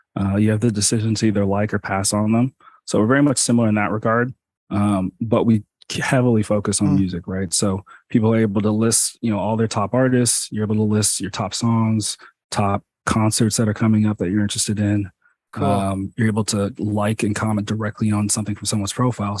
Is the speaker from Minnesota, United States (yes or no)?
no; Los Angeles, California, United States; moved away as an adult; also born or lived in Connecticut; I grew up in Los Angeles